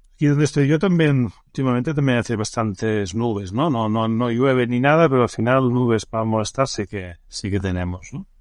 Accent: Barcelona, Catalonia, Spain; yo soy nacido en Barcelona

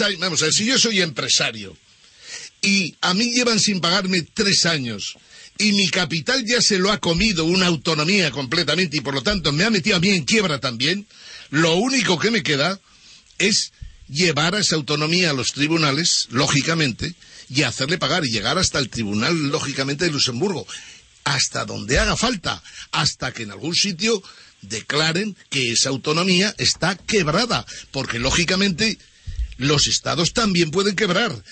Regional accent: Aragon, Spain; yo que soy de Aragón

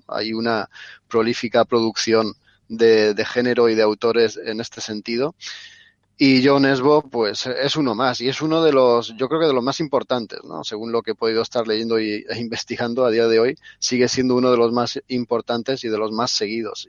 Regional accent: Spain; somos los españoles

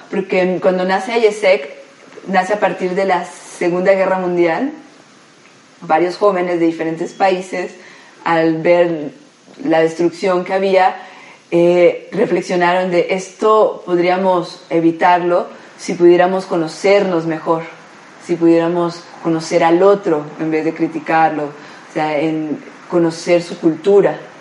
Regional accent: Colombia; moved away as an adult; now in Mexico; Como buena colombiana

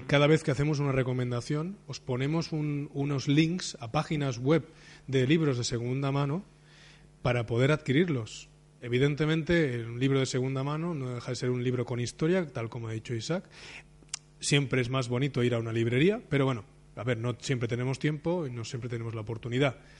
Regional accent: Barcelona, Catalonia, Spain; como soy de Barcelona

